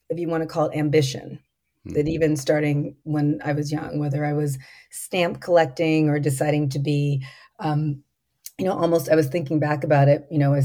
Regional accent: Los Angeles, California, United States; I'm a native of Southern California. I was born in Los Angeles

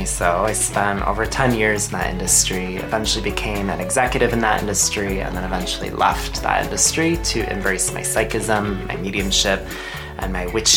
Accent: Chicago, Illinois, United States; also born or lived in Denver; now in Seattle, United States; I'm from Chicago originally

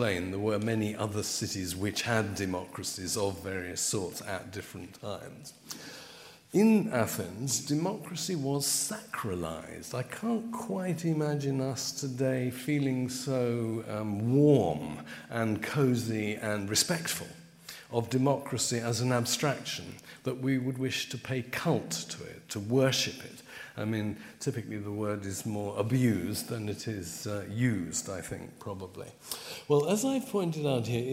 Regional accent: London, United Kingdom; I come from Putney

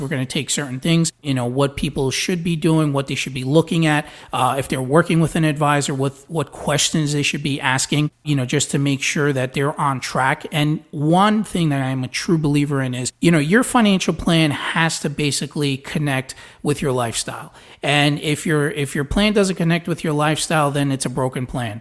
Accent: New York City, New York, United States; moved away as an adult; also born or lived in New Jersey; now in Florida, United States; I was born in Brooklyn.

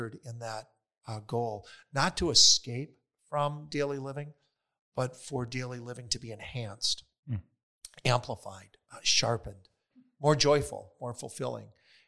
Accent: Wisconsin, United States; So I hail originally from Wisconsin. And moved several times in my life, and eventually entered into the seminary after college.

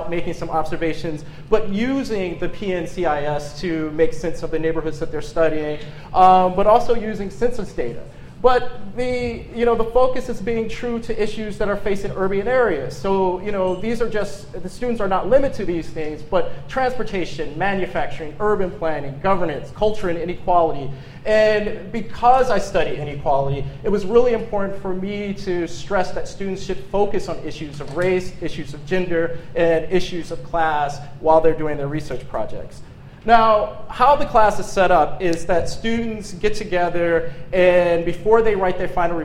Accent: Detroit, Michigan, United States; now in Pittsburgh, United States; I'm originally from Detroit, but I haven't lived in Detroit in 12 years.

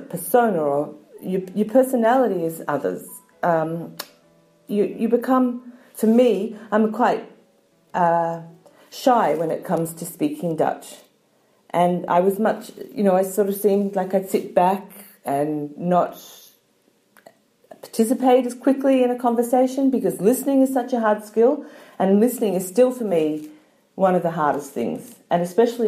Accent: Australia; moved away as an adult; also born or lived in Germany; now in Netherlands; I'm from Australia.

